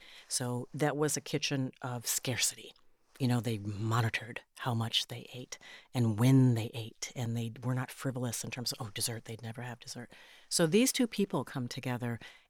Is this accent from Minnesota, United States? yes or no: yes; Minnesota, United States; because I come from Minnesota